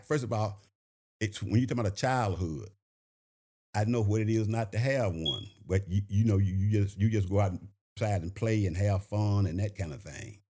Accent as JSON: {"language": "English", "town": "Shreveport", "region": "Louisiana", "country": "United States", "tie": "born or raised there", "moved": "as an adult", "lives_now": "Augusta, United States", "said": "I'm originally from Shreveport, Louisiana. Uh, I graduated from a high school called Bethune Junior Senior High School"}